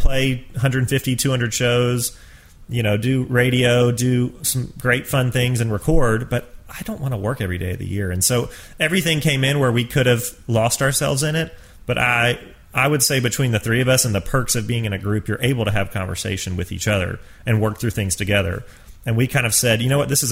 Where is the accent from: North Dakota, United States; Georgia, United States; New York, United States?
Georgia, United States; I grew up in Georgia